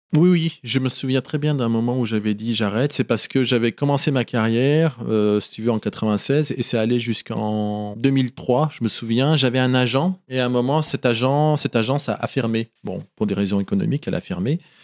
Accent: Oyonnax, Auvergne-Rhône-Alpes, France; born or raised there; moved away as an adult; also born or lived in Casablanca, Morocco; now in Paris, France

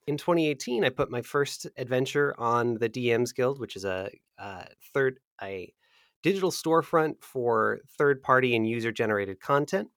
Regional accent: America's Midwest, United States; I grew up in America's Midwest

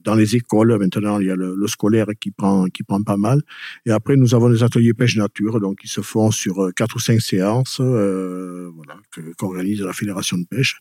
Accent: Pouillon, Nouvelle-Aquitaine, France; moved away as an adult; now in Peyrehorade, France; Je suis pas originaire de Peyroade. Je suis originaire de Pouillon

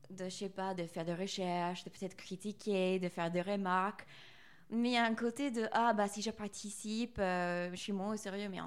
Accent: United States; French is a second language; now in France; surtout en tant qu'américaine en France, dans cette école d'art français

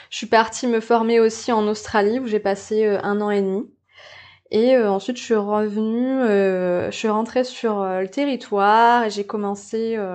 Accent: New Caledonia; je suis née en Calédonie, donc euh, calédonienne et puis euh, calédonienne de plusieurs plusieurs générations.

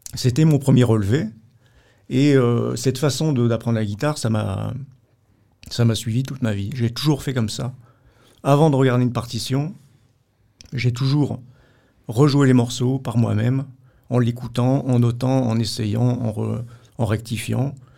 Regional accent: Vierzon, Centre-Val de Loire, France; dans ma ville natale, à Vierzon, dans le Berry, à côté de Bourges

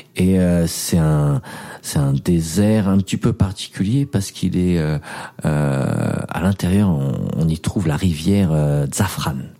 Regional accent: France; j'ai 28 ans, je viens de France.

